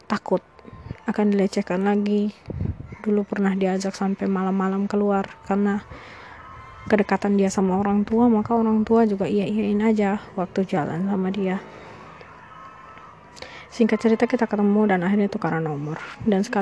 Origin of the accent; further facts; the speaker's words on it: East Nusa Tenggara, Indonesia; Ya, uh, saya orang Flores, saya dari Flores, uh, tapi selama ini memang ada di luar kota dan baru pulang.